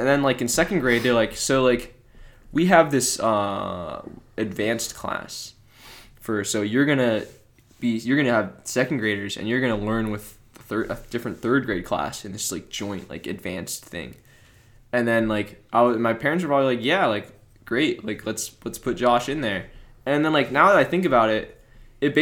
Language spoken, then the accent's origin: English; Cleveland Heights, Ohio, United States; we're both from Cleveland Heights